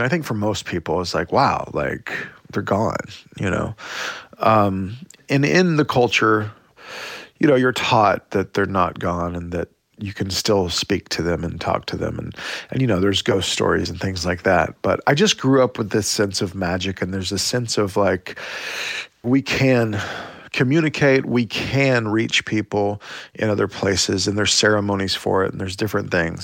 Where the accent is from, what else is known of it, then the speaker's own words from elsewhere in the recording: Oklahoma, United States; growing up in Indian Territory, uh, Oklahoma